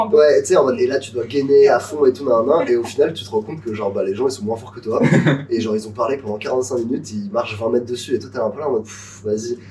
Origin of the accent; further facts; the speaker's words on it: Nice, Provence-Alpes-Côte d'Azur, France; on était au lycée ensemble, on a grandi à Nice